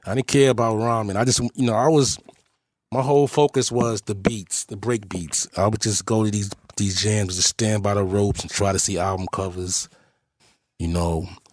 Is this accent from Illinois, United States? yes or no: no; New York City, New York, United States; also born or lived in Manhattan, New York; growing up in Forest Projects